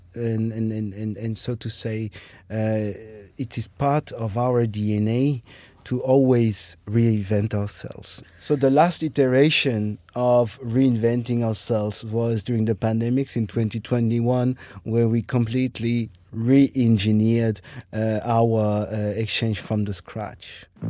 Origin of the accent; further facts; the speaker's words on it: France; moved away as an adult; also born or lived in Germany / Ireland / Russia / Denmark; now in Berlin, Germany; I am from France. But uh, I grew up there, went to school, university there